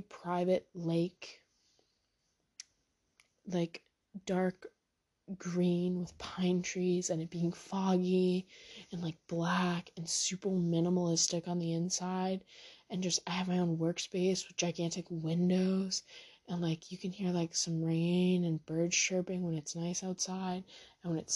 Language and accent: English; near Boston, Massachusetts, United States; accent: a little Massachusetts, a little New Hampshire; also born or lived in New Hampshire; I grew up near Boston, so definitely I sound a little Massachusetts